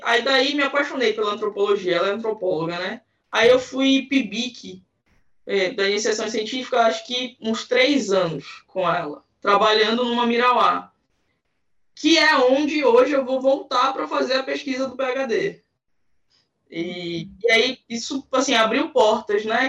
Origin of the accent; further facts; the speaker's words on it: Belém, Pará, Brazil; eu sou de Belém do Pará, Amazônia aqui